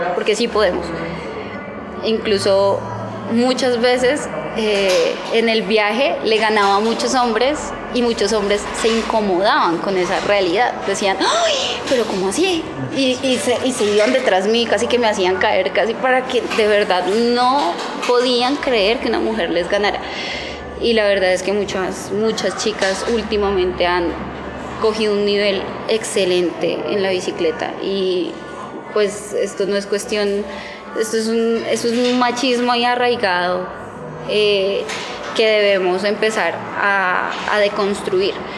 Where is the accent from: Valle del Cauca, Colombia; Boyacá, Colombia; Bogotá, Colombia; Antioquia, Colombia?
Bogotá, Colombia; yo soy una rola en bici